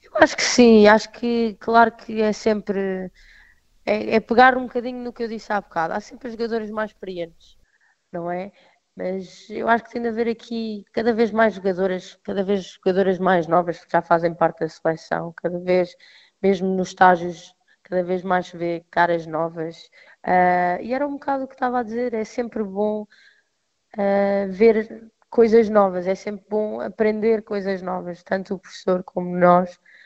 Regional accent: Portugal; como portuguesa, eh, jogadora de Portugal

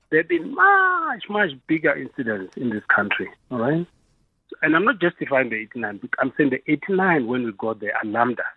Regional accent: South Africa; as South Africans

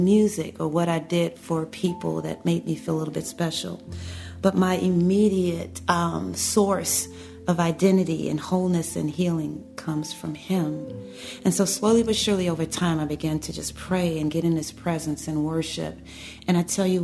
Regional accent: Chicago, Illinois, United States; growing up in the south side of Chicago, normal family, growing up in the inner city

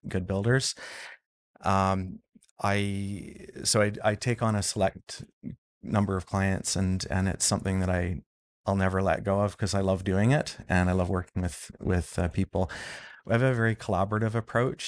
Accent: Vancouver Island, British Columbia, Canada; I grew up on Vancouver Island

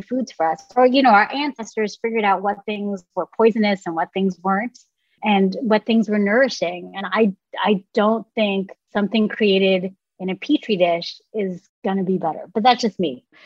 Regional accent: San Francisco Bay Area, California, United States; growing up in the San Francisco Bay Area

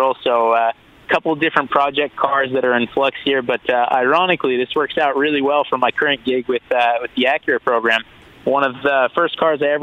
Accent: Miami, Florida, United States; also born or lived in Philadelphia; my hometown at the moment in Miami

